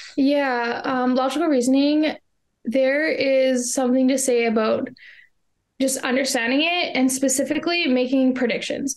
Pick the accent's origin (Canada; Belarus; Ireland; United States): Canada; I am from Canada